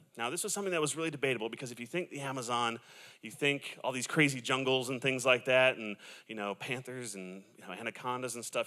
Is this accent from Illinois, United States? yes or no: no; Southern California, United States; I am from Southern California